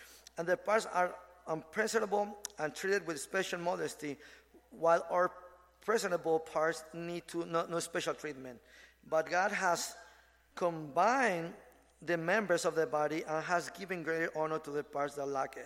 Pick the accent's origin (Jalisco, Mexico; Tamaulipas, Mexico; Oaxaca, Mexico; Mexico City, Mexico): Mexico City, Mexico; moved away; also born or lived in Ensenada, Mexico; I'm from Mexico City. So when I moved to Ensenada area